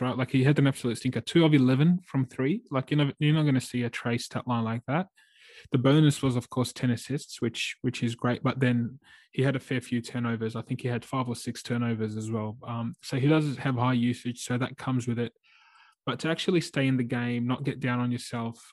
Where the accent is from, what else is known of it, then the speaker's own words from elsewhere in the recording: Australia; as an Aussie fan